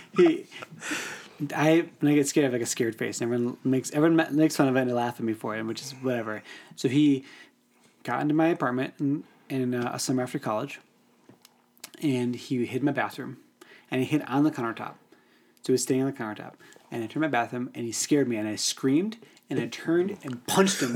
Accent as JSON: {"language": "English", "region": "Northern Illinois", "country": "United States", "tie": "born or raised there", "said": "I grew up in Northern Illinois"}